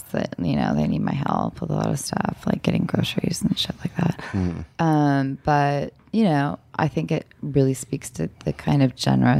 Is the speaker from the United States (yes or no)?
yes; Los Angeles, California, United States; also born or lived in Orange County; Well, originally, I'm from Orange County, and then but I mostly grew up here in Los Angeles.